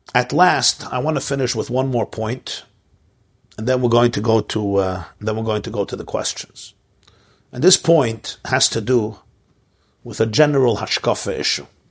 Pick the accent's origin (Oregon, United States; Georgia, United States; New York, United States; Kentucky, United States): New York, United States; Brooklyn; I grew up in Brooklyn